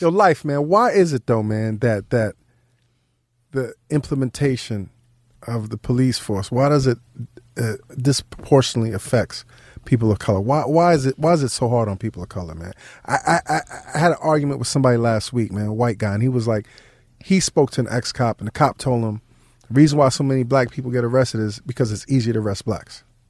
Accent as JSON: {"language": "English", "town": "New York City", "region": "New York", "country": "United States", "tie": "born or raised there", "said": "Growing up in New York"}